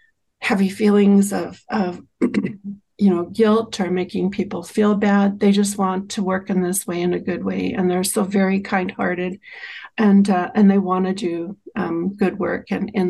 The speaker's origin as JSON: {"language": "English", "region": "Saskatchewan", "country": "Canada", "also_born_or_lived": "Chestermere, Alberta", "moved": "yes", "lives_now": "Alberta, Canada", "said": "I'm Cree and I'm from Treaty 6"}